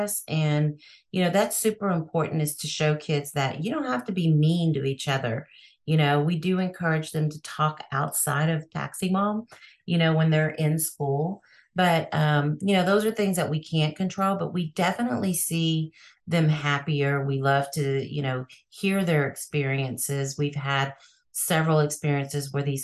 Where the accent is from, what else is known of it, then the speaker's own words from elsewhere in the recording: Texas, United States; Texas because that's my hometown.